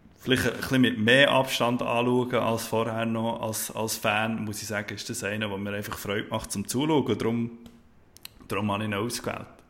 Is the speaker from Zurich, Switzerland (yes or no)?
no; Bern, Switzerland; für mich als Berner